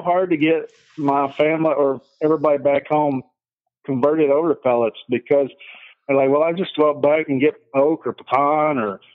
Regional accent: Texas, United States; moved away; we grew up in Texas

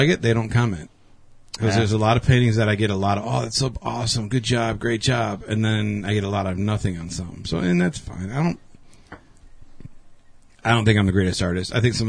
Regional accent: Beloit, Wisconsin, United States; we're from Beloit

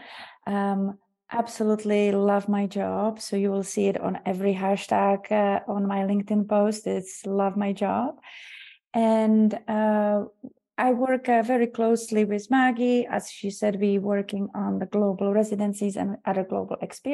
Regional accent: Czechia; now in United States; I am from Czech Republic, originally born and raised

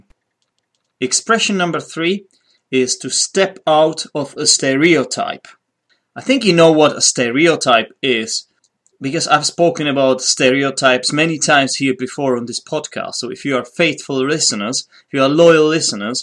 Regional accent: Poděbrady, Central Bohemian Region, Czechia; English is a second language; Poděbrady, my hometown

